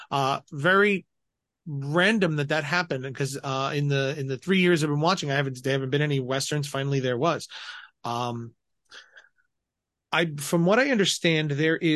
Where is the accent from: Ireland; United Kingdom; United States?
United States; Colorado; I grew up in Colorado